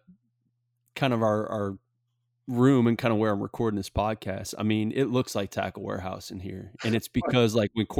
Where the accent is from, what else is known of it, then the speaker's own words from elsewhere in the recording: Southeast Louisiana, United States; now in Texas, United States; growing up in Southeast Louisiana, wade fishing the Barrier Islands